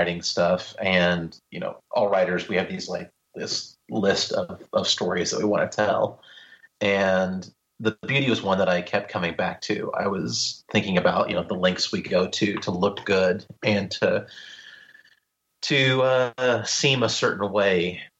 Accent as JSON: {"language": "English", "region": "Midwest", "country": "United States", "said": "I'm from the Midwest, man."}